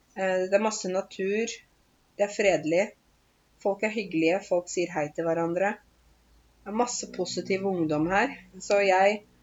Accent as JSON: {"language": "Norwegian", "town": "Åmot", "region": "Buskerud", "country": "Norway", "tie": "born or raised there", "also_born_or_lived": "Vancouver, Canada / Groruddalen, Oslo", "moved": "as an adult", "lives_now": "Oslo, Norway", "said": "Jeg kommer fra Åmot i Buskerud."}